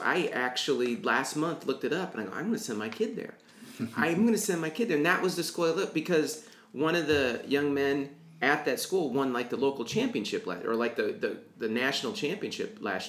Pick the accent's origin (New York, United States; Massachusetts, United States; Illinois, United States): Illinois, United States; Central; when I grew up here in Central Illinois in the 70s